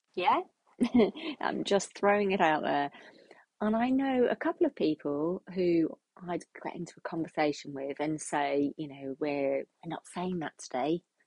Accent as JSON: {"language": "English", "country": "United Kingdom", "said": "we're British"}